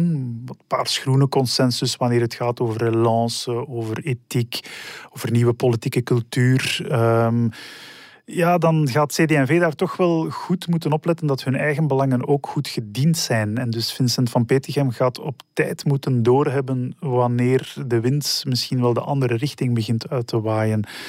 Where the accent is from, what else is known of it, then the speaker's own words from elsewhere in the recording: Schoten, Flanders, Belgium; Ik kom uit Schoten, eh, waar ik altijd gewoond heb